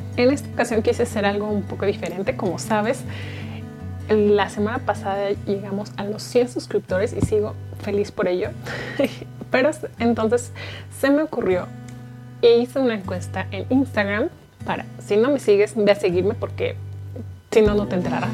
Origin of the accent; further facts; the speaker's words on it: Guadalajara, Jalisco, Mexico; soy tapatía, tierra del mariachi y el tequila